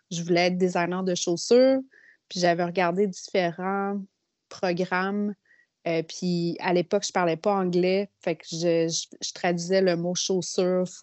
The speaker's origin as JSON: {"language": "French", "town": "Quebec City", "region": "Quebec", "country": "Canada", "said": "Ben, en fait, euh, moi, je viens de la ville de Québec."}